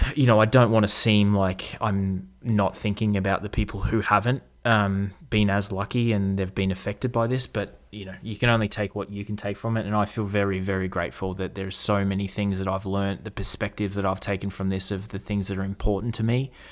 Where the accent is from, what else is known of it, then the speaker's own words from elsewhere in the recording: Australia; moved away; also born or lived in Toronto; growing up in Australia